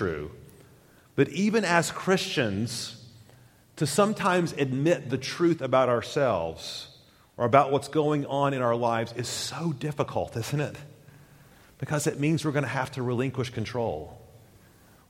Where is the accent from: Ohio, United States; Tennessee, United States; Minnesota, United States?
Tennessee, United States; Knoxville; in the 80s, growing up on the University of Tennessee campus